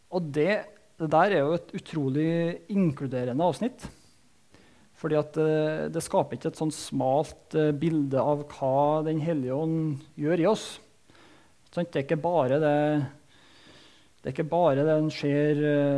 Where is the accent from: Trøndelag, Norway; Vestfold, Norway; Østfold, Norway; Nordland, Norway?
Trøndelag, Norway; Soknedal; Jeg vokste opp i Soknedalen